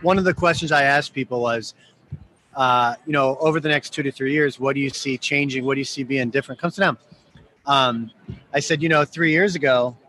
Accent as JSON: {"language": "English", "town": "Ann Arbor", "region": "Michigan", "country": "United States", "moved": "yes", "lives_now": "Chicago, United States", "said": "I'm a Michigan guy. I'm from Ann Arbor."}